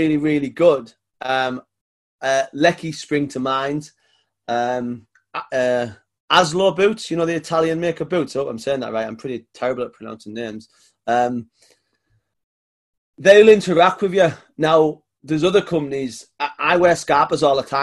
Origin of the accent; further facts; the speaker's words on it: the north of England, United Kingdom; accent: Northern; My Northern accent.